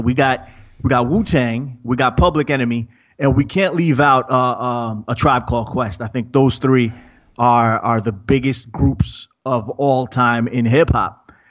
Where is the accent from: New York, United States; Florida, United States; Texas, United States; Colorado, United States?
New York, United States; And I'm from New York, so that's my thing.